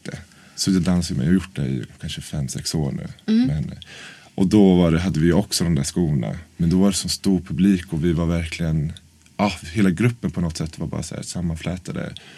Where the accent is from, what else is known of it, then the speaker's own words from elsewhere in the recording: Norrköping, Östergötland, Sweden; moved away as an adult; now in Stockholm, Sweden; Ja, jag är från Norrköping egentligen. Så jag flyttade till Stockholm för nio år sedan.